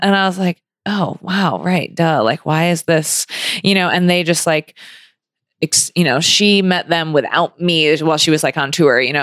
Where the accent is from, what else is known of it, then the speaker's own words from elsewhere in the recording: Grand Rapids, Michigan, United States; moved away as an adult; also born or lived in Ann Arbor, Michigan / California; I grew up in Grand Rapids